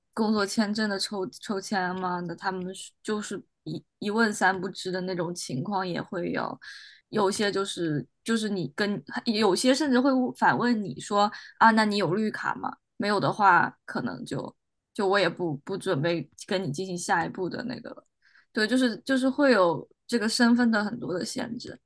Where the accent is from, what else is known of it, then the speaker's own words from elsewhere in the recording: China; now in United States; 虽然我们都是中国人